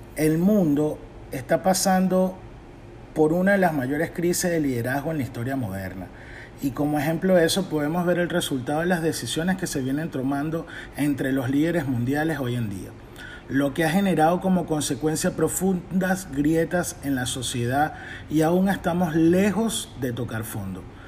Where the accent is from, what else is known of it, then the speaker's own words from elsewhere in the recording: Venezuela; now in Tennessee, United States; soy venezolano, actualmente vivo en Tennessee, Estados Unidos